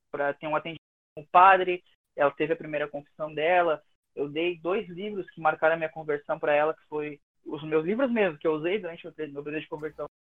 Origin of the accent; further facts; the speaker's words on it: Santa Maria, Rio Grande do Sul, Brazil; É, eu sou aqui de Santa Maria